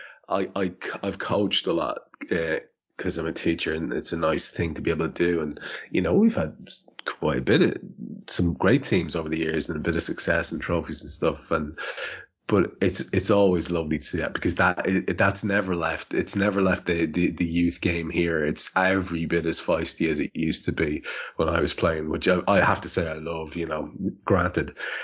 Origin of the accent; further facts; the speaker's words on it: Ireland; I'm Irish